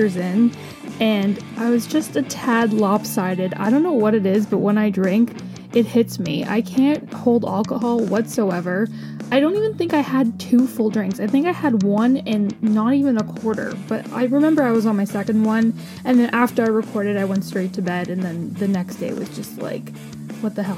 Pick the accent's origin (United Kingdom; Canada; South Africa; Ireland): Canada; I'm a Canadian